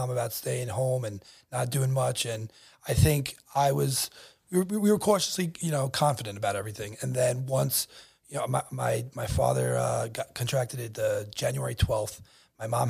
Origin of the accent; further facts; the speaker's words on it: Bellmore, New York, United States; I grew up in Belmore, went to Grand Avenue Middle School